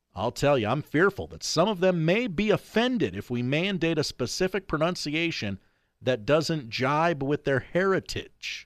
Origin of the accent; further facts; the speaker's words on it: New York City, New York, United States; I'm New Yorker. I ride this subway for thirty-five years.